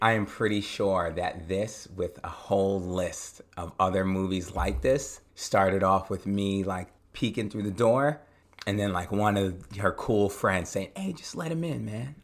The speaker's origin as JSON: {"language": "English", "area": "Long Island, Suffolk County", "region": "New York", "country": "United States", "tie": "born or raised there", "said": "I grew up out in Long Island, Suffolk County"}